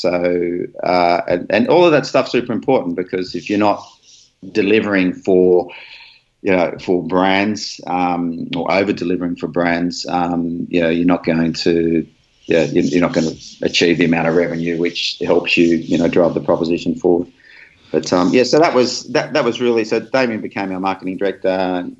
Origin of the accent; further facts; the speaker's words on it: Australia; You know, being Aussie and New Zealand is the same, because we abbreviate everybody's name.